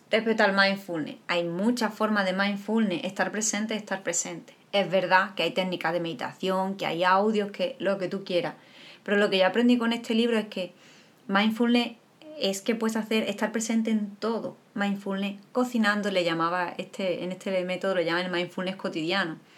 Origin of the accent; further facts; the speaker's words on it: Andalusia, Spain; somos andaluz, los andaluces